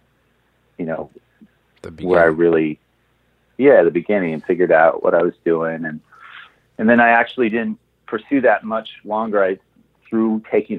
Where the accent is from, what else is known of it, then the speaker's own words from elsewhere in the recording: Portland, Oregon, United States; now in Los Angeles, United States; I grew up in Portland, Oregon.